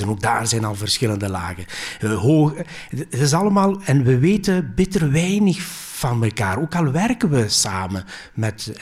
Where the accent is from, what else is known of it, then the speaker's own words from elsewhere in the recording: Belgium; Dutch is a second language; also born or lived in Greece; Ik ben hier geboren, maar ik heb twee jaar als kleuter in Griekenland uh, vertoefd, letterlijk vertoefd